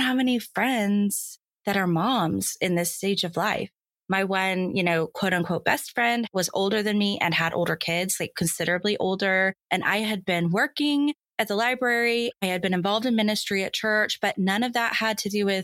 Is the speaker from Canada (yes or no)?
no; Dallas, Texas, United States; I'm from Dallas. I live in Dallas. I grew up in Dallas. So longtime Dallasite here